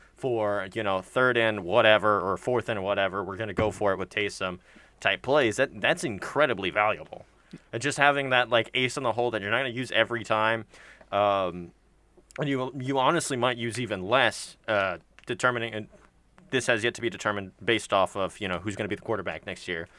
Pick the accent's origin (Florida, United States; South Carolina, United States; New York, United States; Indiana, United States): Florida, United States; Tampa; in my hometown